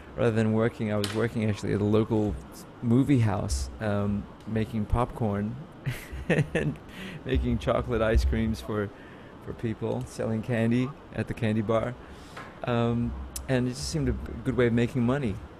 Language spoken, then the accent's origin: English; Australia; also born or lived in Manila, Philippines; now in New York, United States; I moved to Australia when I from Manila when I was two years old